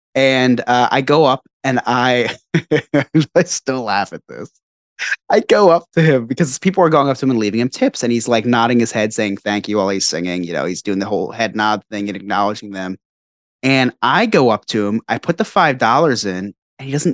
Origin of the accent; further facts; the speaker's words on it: Northeast, United States; We're from the Northeast. We're from the suburbs, right outside the city.